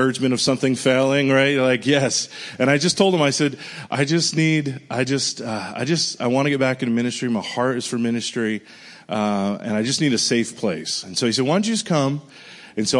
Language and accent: English; Rhode Island, United States; moved away as an adult; also born or lived in Pensacola, Florida; now in Nashville, United States; I'm from Rhode Island originally. I grew up there. Left when I was 18.